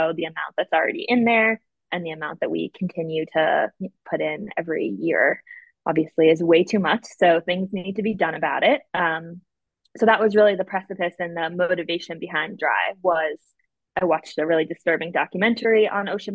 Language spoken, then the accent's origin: English; Boston, Massachusetts, United States; I'm from Boston and the weather can be pretty bad there